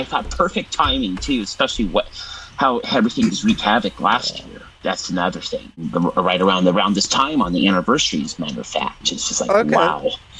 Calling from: Templeton, California, United States; I am part of the ACB Community Calls and Habit for going on a month now. I come to you from Templeton, California.

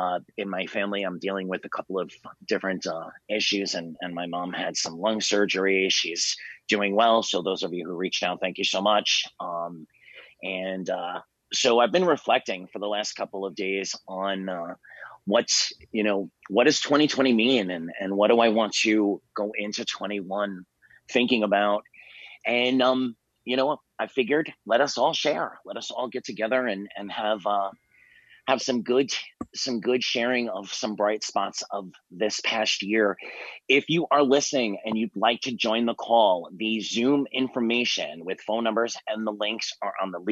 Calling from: Miami, Florida, United States; I am calling in from Miami, Florida

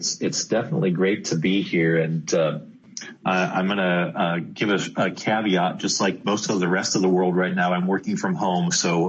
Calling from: Redmond, Washington, United States; So I'm based out of Redmond, Washington, where the headquarters of Microsoft is located.

